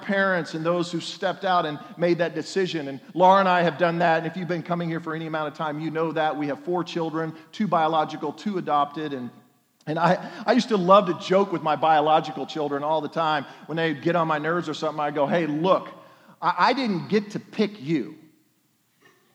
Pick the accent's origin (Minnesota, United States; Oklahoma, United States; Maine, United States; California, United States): Oklahoma, United States; I'm from Oklahoma